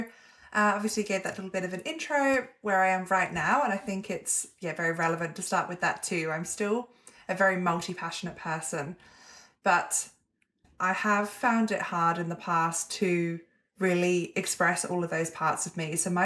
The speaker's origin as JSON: {"language": "English", "region": "England", "country": "United Kingdom", "accent": "hybrid", "moved": "yes", "lives_now": "Melbourne, Australia", "said": "Yeah, Melbourne, Australia. I'm originally English, but I've been here for 7 years. So I have a bit of a hybrid accent that no one can fully place."}